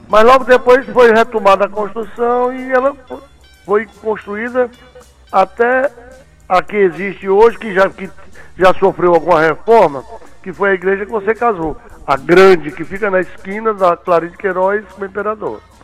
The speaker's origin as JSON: {"language": "Portuguese", "town": "Fortaleza", "region": "Ceará", "country": "Brazil", "tie": "born or raised there", "said": "Eu nasci aqui em Fortaleza"}